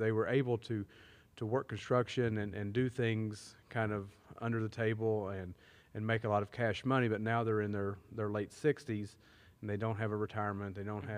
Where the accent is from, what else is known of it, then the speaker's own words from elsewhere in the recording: Sissonville, West Virginia, United States; I grew up on the other side of Wolf Pen